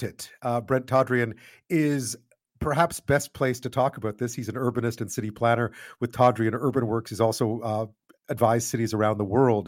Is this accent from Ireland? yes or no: no; Montreal, Quebec, Canada; also born or lived in Ottawa / Toronto / London / Beijing; now in Victoria, Canada; I grew up in Montreal.